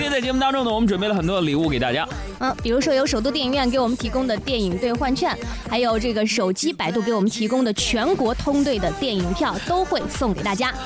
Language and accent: Chinese; Northeast China, China; moved away; 我们东北老家有一种饮食文化特别不好